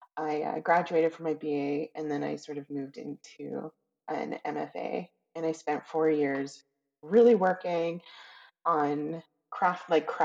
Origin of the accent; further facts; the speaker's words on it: Calgary and Edmonton, Alberta, Canada; I was raised in Calgary and Edmonton